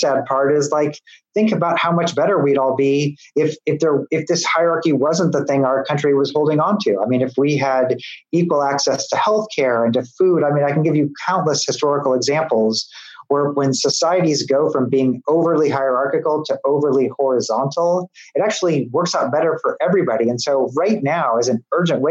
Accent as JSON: {"language": "English", "region": "Midwest", "country": "United States", "moved": "yes", "lives_now": "Tennessee, United States", "said": "I'm a Midwesterner"}